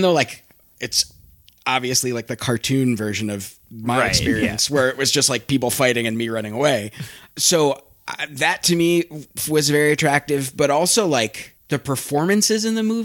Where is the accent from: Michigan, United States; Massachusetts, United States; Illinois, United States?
Michigan, United States; Ann Arbor; I grew up in southeastern Michigan. I grew up in Ann Arbor, Michigan